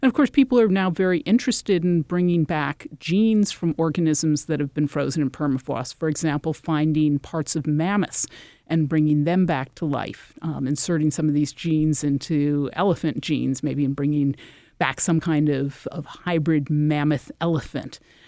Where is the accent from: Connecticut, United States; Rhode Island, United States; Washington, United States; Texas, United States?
Connecticut, United States; You know, for example, I'm from Connecticut. That's a place where this sort of thing happens.